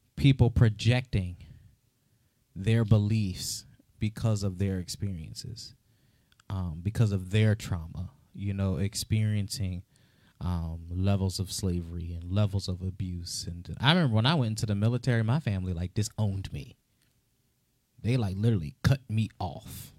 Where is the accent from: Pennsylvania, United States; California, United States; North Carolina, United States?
Pennsylvania, United States; Philadelphia; also born or lived in Florida; I went from Florida to Philadelphia. Oh, God. But growing up in the city of Philadelphia